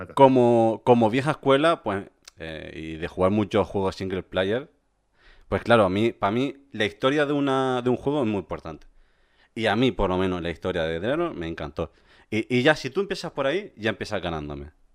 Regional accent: Canary Islands, Spain; moved away as an adult; also born or lived in Córdoba; yo soy canario y me mudé a la península en 2010

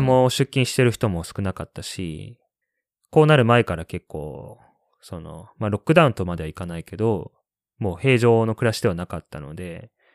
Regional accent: Kanazawa, Ishikawa, Japan; moved away as an adult; now in Shanghai, China; 石川県金沢市出身

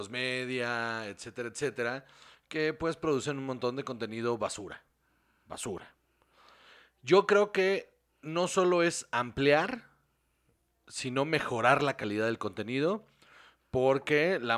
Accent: Mexico

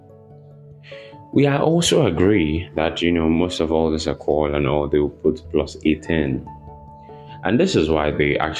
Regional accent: Nigeria; here in Nigeria

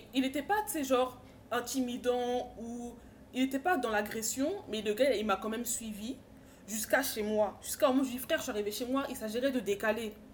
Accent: Paris suburbs, Île-de-France, France; moi je viens de Paris, exactement dans de banlieue parisienne

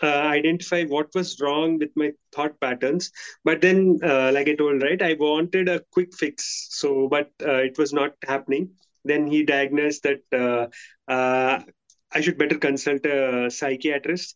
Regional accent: India; I'm from India

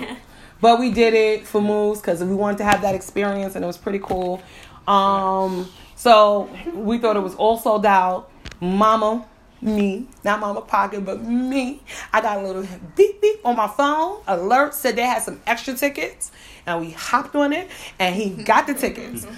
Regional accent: New York, United States; I'm from I'm from New York, so we call them Spanish

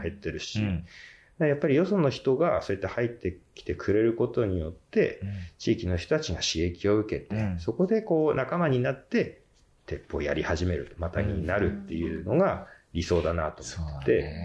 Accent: Oga, Akita, Japan; now in Kitaakita, Japan; 僕は小川の出身

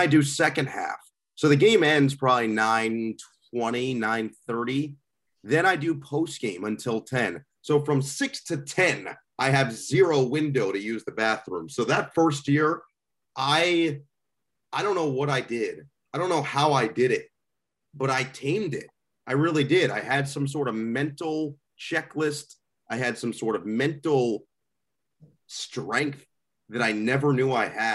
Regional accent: Northern New Jersey, United States; I'm from Northern New Jersey, which is where The Sopranos takes place

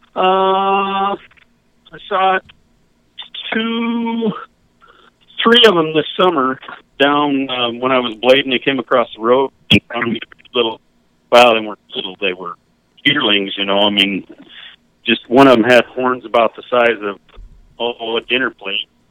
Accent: Cortez, Colorado, United States; moved away as an adult; now in Plentywood, Montana, United States; I grew up in Southwest Colorado, down at Cortez

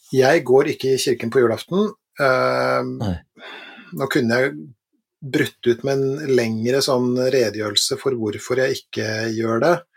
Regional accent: Langesund, Vestfold og Telemark, Norway; da jeg vokste opp i Langesund i Telemark

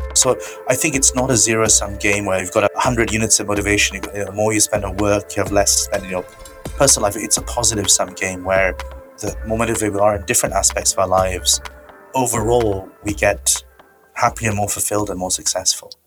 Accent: India; moved away; I come from India originally

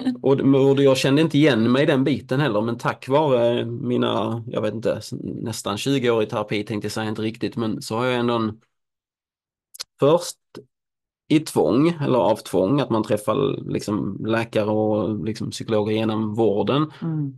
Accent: Helsingborg, Skåne, Sweden; moved away; Helsingborg, min hemstad

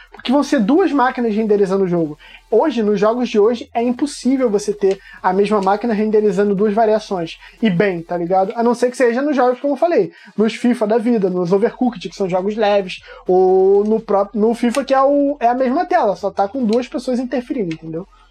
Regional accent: São João de Meriti, Rio de Janeiro, Brazil; eu sou também de São João do Meriti, não é pequeno, mas é afastado.

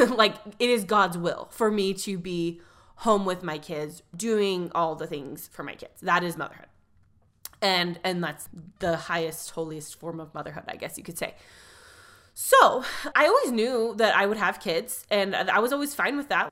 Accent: California, United States; I grew up in California

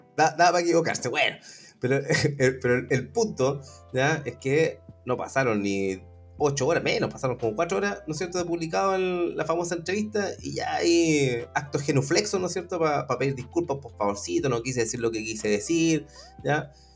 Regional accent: Chile; como, ciudadanos chilenos, o por lo menos nacionales

